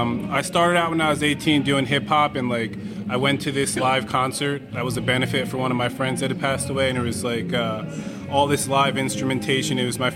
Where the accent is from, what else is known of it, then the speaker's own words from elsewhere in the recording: Lehigh Valley, Pennsylvania, United States; I was born in the Valley. I live in the Valley.